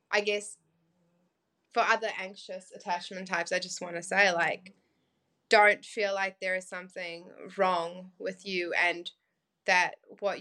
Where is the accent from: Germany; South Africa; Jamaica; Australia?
South Africa; growing up in South Africa, it wasn't an easy life.